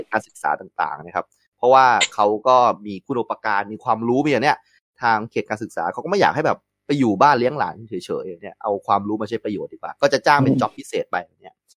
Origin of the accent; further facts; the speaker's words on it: Yala, Thailand; moved away; also born or lived in Betong; พี่โตที่ยะลา